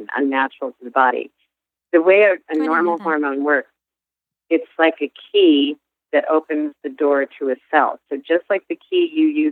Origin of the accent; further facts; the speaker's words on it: United States; we Americans